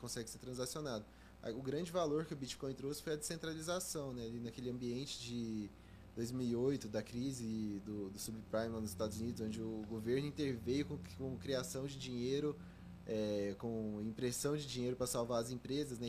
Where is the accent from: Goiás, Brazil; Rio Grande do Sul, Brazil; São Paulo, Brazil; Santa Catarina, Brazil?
Goiás, Brazil; Goiânia; moved away as an adult; Eu sou de Goiânia. Uhum nasci, cresci lá, passei os primeiros 18 anos da minha vida lá